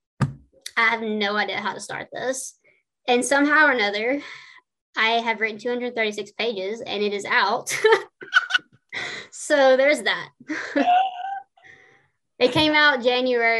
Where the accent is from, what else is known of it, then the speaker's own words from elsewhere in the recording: the South, United States; I'm from the South.